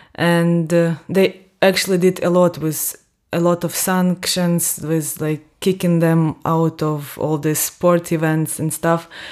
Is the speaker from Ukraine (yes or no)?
yes; near Donbas, south-eastern Ukraine, Ukraine; moved away as an adult; now in Austria; I'm from Ukraine. I was born and raised in the southern eastern part of Ukraine, not far away from Donbass